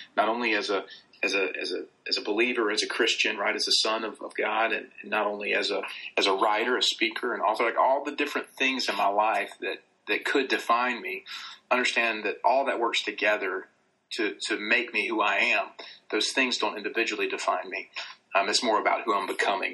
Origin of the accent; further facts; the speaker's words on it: the South, Southern United States, United States; accent: Southern; my like Southern accent